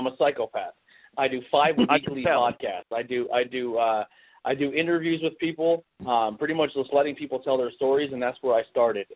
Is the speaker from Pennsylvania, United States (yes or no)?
yes; Pennsylvania, United States; we're not from the D.C., Virginia area, and we are from Pennsylvania